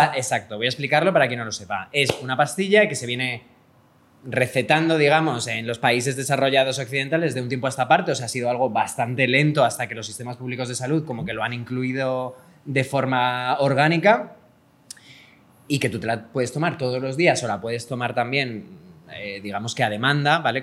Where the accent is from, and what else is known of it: Spain